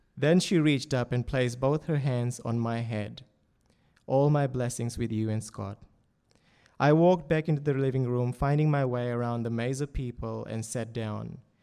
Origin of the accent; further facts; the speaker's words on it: Fiji; moved away as an adult; also born or lived in Townsville, Australia / Doomadgee, Australia; now in Sydney, Australia; my childhood growing up in Fiji